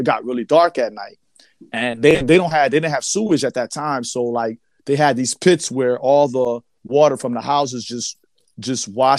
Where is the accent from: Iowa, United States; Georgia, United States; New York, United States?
New York, United States; New York City; I'm from New York City.